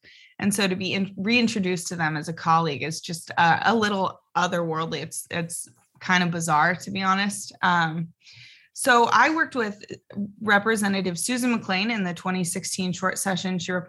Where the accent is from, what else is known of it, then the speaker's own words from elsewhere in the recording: Oregon, United States; I've always thought there are different colors of conservatism, and you really see that growing up in Southern Oregon.